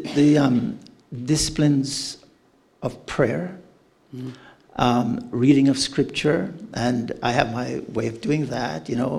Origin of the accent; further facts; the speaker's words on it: Canada; I don't do this. I'm too Canadian.